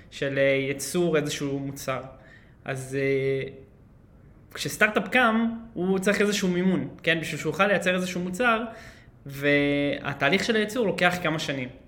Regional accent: Holon, Tel Aviv District, Israel; אז חולון, כן, שם, אה, שם גדלתי.

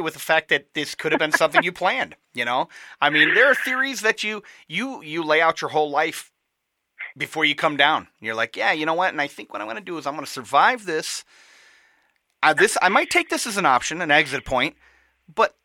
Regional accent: Michigan, United States; I'm from Michigan

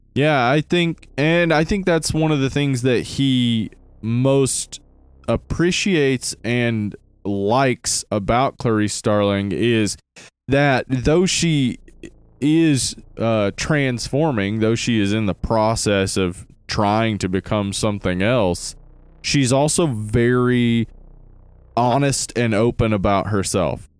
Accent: the South, United States; the accent, though, as Southerners

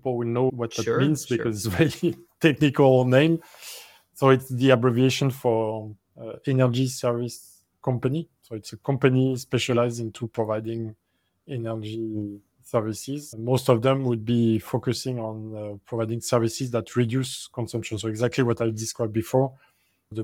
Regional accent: France; moved away; my home country like France

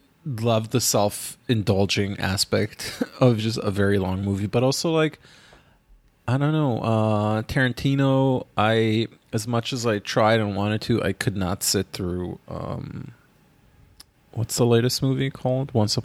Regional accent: Ghana; I remember going with my aunt in 2003 in my hometown, Ghana, to see a six-hour-long movie called The Best of Youth

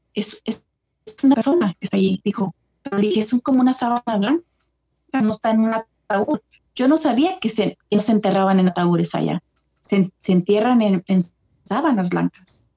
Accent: California, United States; also born or lived in El Paso, Texas, United States; now in East Coast, United States; nací en El Paso, pero me quedé en California

